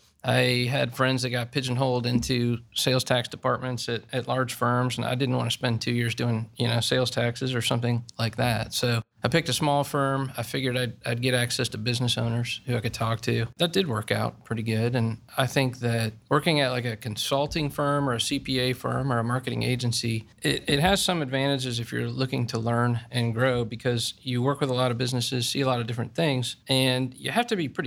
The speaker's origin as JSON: {"language": "English", "town": "Dublin", "region": "Ohio", "country": "United States", "tie": "born or raised there", "said": "I grew up here in Dublin, Ohio, and went to Bowling Green State University"}